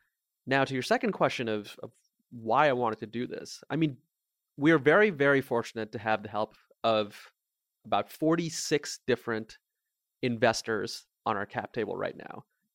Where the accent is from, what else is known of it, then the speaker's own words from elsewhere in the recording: India; now in Mountain View, United States; Yeah, I am from India. I was born in a small town in India, actually at the exact same hospital where both my mom and my grandfather were born.